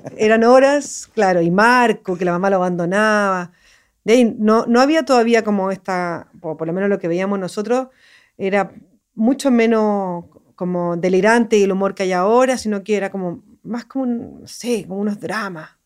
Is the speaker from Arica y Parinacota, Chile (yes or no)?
no; Santiago, Santiago Metropolitan Region, Chile; moved away; Yo soy de Santiago